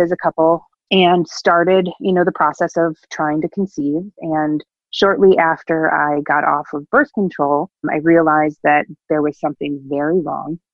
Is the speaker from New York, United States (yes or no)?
yes; Buffalo, New York, United States; also born or lived in Batavia, New York, United States; I grew up in the Buffalo, New York area